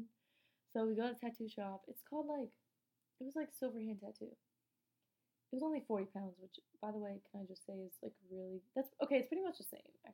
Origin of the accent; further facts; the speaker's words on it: United States; I'm American, too